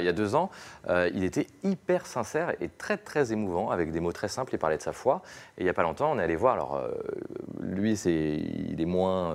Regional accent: Lyon, Auvergne-Rhône-Alpes, France; moved away as an adult; also born or lived in Rome; je suis lyonnais, je travaillais au Progrès à Lyon

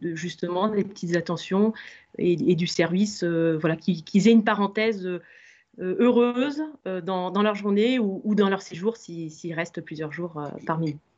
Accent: Limoges, Nouvelle-Aquitaine, France; moved away; je suis originaire de Limoges

